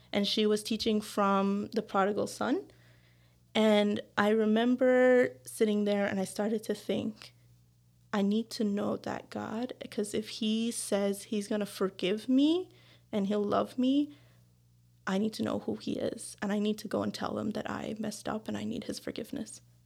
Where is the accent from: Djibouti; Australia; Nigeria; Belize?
Belize; now in Newfoundland, Canada; I am from Belize, which is in Central America.